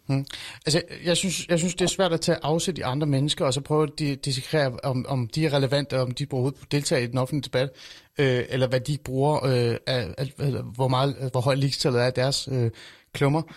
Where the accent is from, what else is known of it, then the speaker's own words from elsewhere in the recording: North Zealand, Capital Region of Denmark, Denmark; Jeg voksede op i Nordsjælland, langt væk fra boligsociale områder.